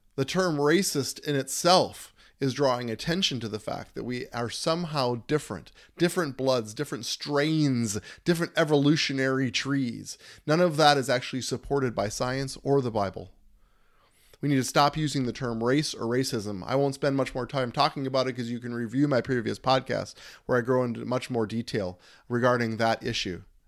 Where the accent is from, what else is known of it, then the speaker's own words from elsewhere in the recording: United States; We are American citizens all together